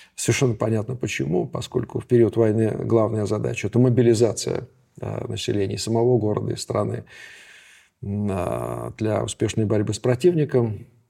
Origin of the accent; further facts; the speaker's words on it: Saint Petersburg, Russia; Я ленинградец